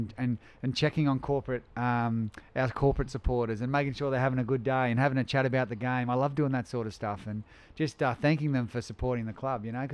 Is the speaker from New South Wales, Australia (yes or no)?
yes; Kurri Kurri, New South Wales, Australia; also born or lived in France; I'm from Kurri Kurri